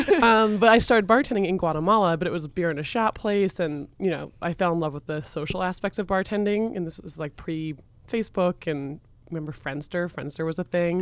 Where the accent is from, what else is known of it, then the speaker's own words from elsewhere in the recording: Vermont, United States; I grew up in Vermont as well